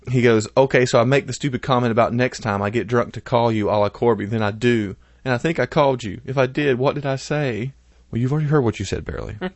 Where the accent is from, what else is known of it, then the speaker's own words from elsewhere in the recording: New York, United States; I hope y'all don't hate me, even though I'm from New York.